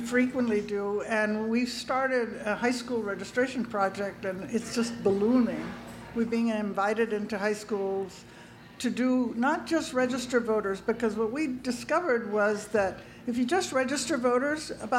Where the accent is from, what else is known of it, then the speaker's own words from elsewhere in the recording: California, United States; now in Pennsylvania, United States; because I came from California, I had never seen before